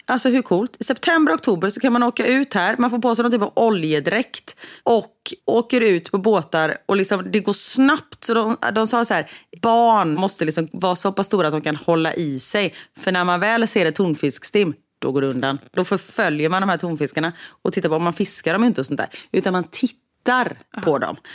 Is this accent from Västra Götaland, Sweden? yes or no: yes; Gothenburg, Västra Götaland, Sweden; vi är ju från Göteborg